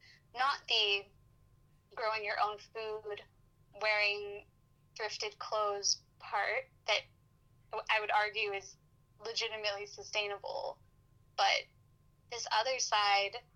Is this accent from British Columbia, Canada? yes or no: yes; Vancouver, British Columbia, Canada; I'm from Vancouver